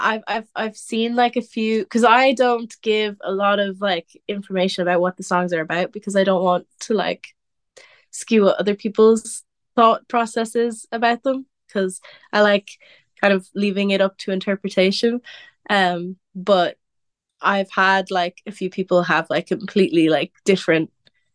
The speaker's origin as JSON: {"language": "English", "area": "Wicklow", "region": "Leinster", "country": "Ireland", "tie": "born or raised there", "also_born_or_lived": "Cork", "said": "growing up in Wicklow, especially where I live in Wicklow"}